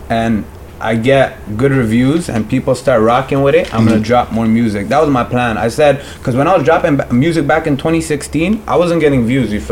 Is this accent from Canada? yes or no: no; Pakistan; Pakistan. I'm from Pakistan.